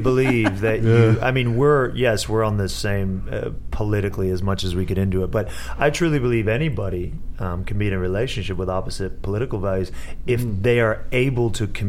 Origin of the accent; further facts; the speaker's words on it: Los Angeles, California, United States; moved away as an adult; also born or lived in Canoga Park / La Crescenta / Agoura Hills / Beverly Hills; I was born in Canoga Park.